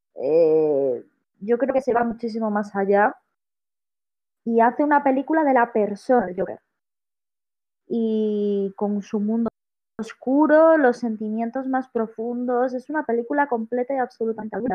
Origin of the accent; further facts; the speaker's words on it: Vigo, Galicia, Spain; moved away as an adult; yo soy de Vigo, llevo aquí un año, esto no es mi pueblo, pero vivo en un pueblo ahora mismo